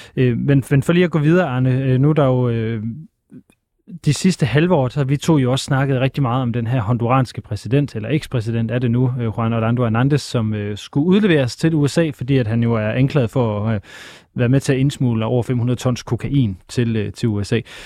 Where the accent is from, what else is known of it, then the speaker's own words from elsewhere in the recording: Aalborg, North Denmark Region, Denmark; Men nu er jeg vokset op i Aalborg